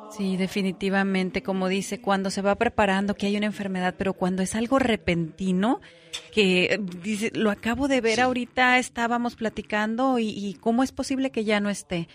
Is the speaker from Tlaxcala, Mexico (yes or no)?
no; Guamúchil, Sinaloa, Mexico; also born or lived in Abolato, Sinaloa (birthplace); Yo soy me crié y mi familia de la Guamuchilera, pero nací en Abolato, Sinaloa.